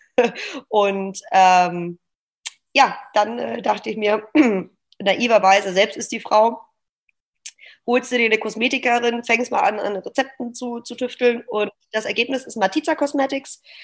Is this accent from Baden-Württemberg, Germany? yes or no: yes; Stuttgart, Baden-Württemberg, Germany; moved away as an adult; now in Hamburg, Germany; ich bin gebürtige Stuttgarterin, lebe seit drei Jahren hier in Hamburg